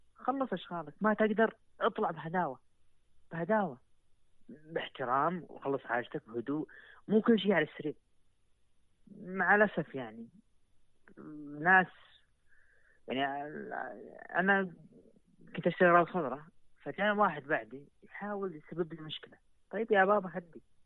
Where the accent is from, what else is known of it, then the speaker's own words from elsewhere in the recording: Saudi Arabia; عندنا في السعودية